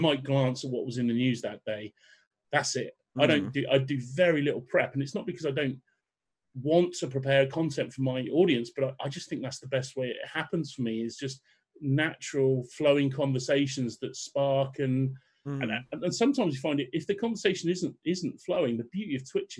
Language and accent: English; London, United Kingdom; born there; I was born in London. I was born in North London, but I moved out of London.